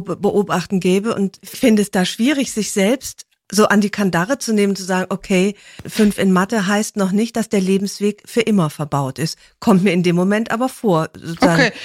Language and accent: German; Rhineland, Germany; ich bin ja Rheinländerin